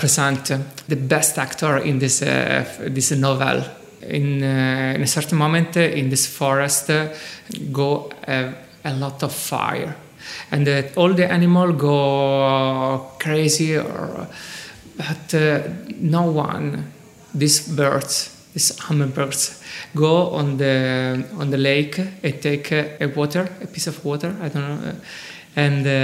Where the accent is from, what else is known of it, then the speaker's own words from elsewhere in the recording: Rome, Lazio, Italy; I come from Rome